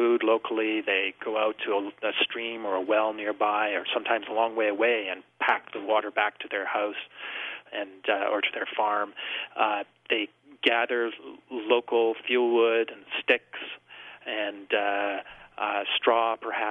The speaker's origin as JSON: {"language": "English", "area": "Vancouver Island", "region": "British Columbia", "country": "Canada", "tie": "born or raised there", "said": "I grew up in British Columbia on Vancouver Island"}